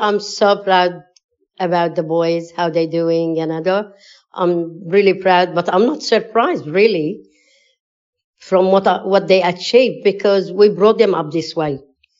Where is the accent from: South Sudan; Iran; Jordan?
Jordan; moved away as an adult; now in Australia; we were working and studying in Jordan. I was born in Jordan myself. But I'm one of 11 kids in the family. And we lived all our life in Jordan